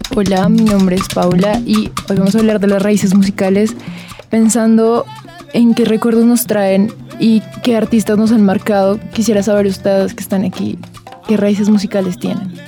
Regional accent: Colombia; como colombianos

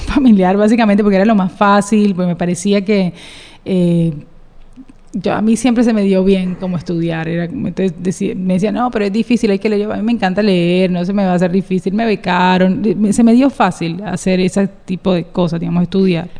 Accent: Cartagena, Bolívar, Colombia; moved away; also born or lived in Bogotá; Yo soy cartagenera.

